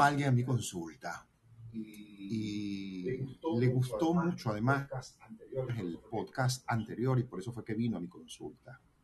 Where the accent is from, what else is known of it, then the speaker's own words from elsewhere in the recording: Venezuela; soy venezolano